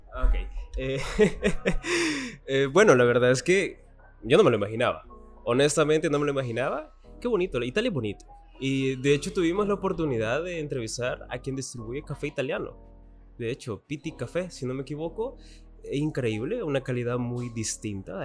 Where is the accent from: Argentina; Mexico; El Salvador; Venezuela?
El Salvador; nos caracteriza como, caracteriza como salvadoreños